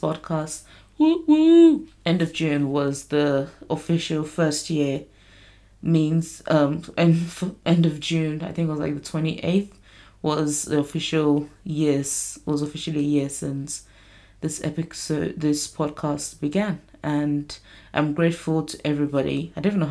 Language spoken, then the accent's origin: English; Nigeria; moved away; I grew up in Nigeria.